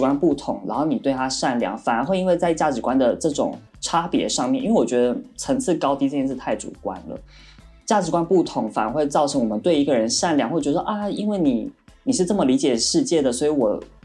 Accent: Taiwan; now in Shanghai, China; 因为我是台湾人

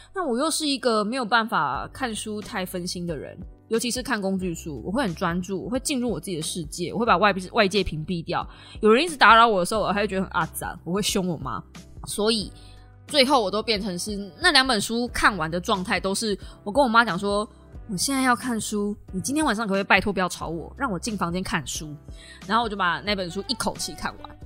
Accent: Kaohsiung, Taiwan; 不是因为我是高雄人才这样子讲的

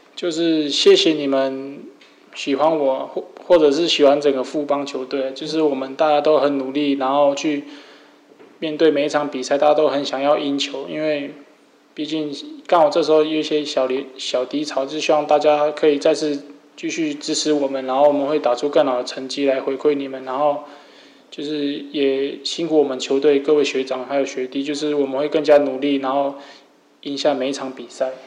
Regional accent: Kaohsiung, Taiwan; also born or lived in Yuli, Hualien, Taiwan; 我自己从小是离乡背景，我从花莲，然后来到一个人来到高雄

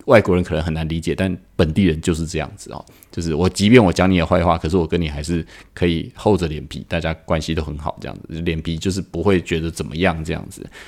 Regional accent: Taiwan; 我们台湾人

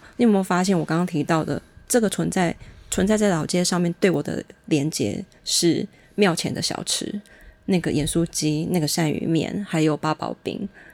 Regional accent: Changhua County, Taiwan; 我们彰化女子就是强悍泼辣

